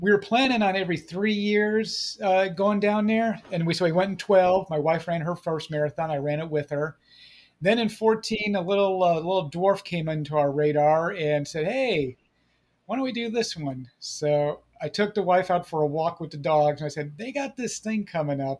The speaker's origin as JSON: {"language": "English", "town": "Chicago", "region": "Illinois", "country": "United States", "moved": "yes", "said": "I'm originally from the Chicago area"}